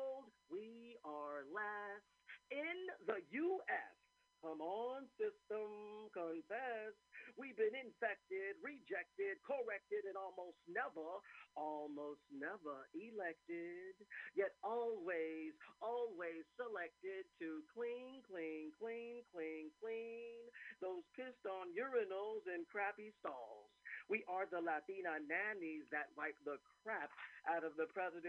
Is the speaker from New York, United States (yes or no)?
yes; New York, United States; moved away; also born or lived in Puerto Rico; growing up in New York and Puerto Rico